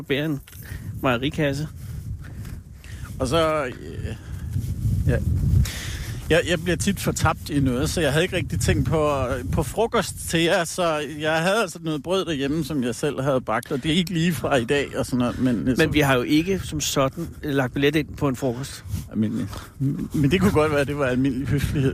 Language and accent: Danish; Allerød, Capital Region of Denmark, Denmark; moved away as an adult; also born or lived in Hillerød; now in Jutland, Denmark; Jeg er født i Hillerød og vokset op i Allerød, over på Sjælland